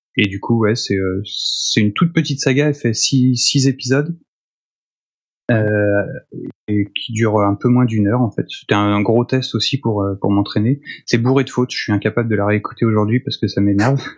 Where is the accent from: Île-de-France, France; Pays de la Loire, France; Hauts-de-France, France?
Pays de la Loire, France; Nantes; moved away; Je suis nantais au départ